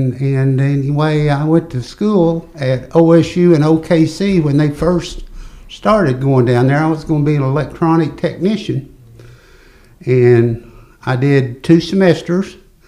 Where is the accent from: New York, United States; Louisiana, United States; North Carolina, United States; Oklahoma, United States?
Oklahoma, United States; Guthrie; I'm going to be 74 in about a month, and I was born in Guthrie, and I've lived here my entire life. I did go to the service for a couple of years, but other than that, I always tell people it's the best place I ever lived.